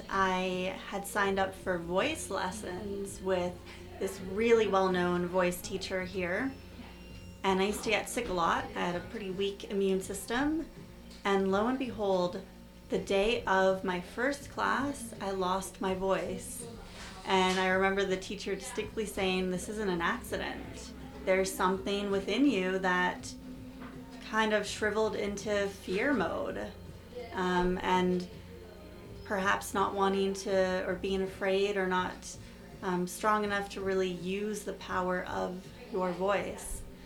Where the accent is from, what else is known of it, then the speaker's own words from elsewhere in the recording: Toronto, Ontario, Canada; born there; also born or lived in Winnipeg; I was born in Toronto, and then I lived in Winnipeg for 10 years, so people would always ask me when I moved back here, why are you so nice? I'd say, oh, I'm from Winnipeg, friendly Manitoba.